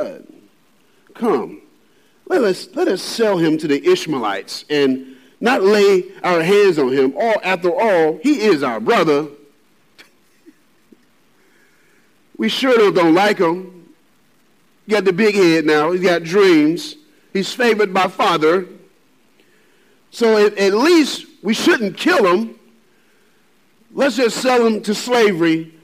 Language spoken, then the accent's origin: English; Birmingham, Alabama, United States; now in Salisbury, United States; I'm this boy from Alabama, Birmingham, Alabama